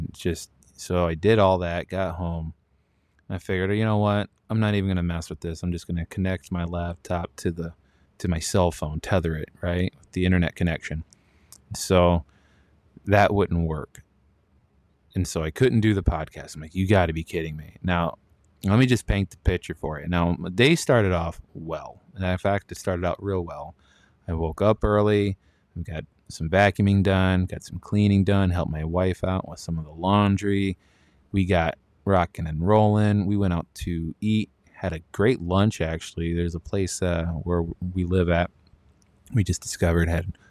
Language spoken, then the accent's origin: English; Japan; born there; I was born abroad over in Japan.